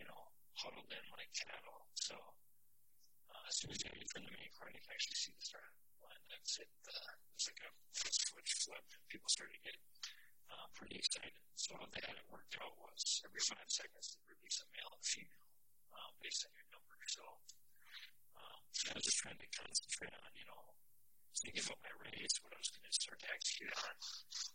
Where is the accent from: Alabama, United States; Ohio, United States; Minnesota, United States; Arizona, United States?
Minnesota, United States; I'm from Minnesota